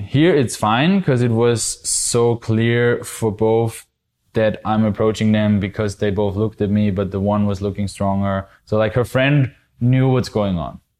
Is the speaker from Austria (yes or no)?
yes; Austria; I'm actually from Austria